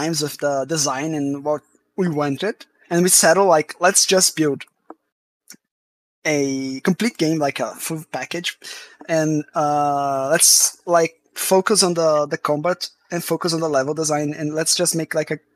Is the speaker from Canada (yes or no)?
no; Brazil; I'm from Brazil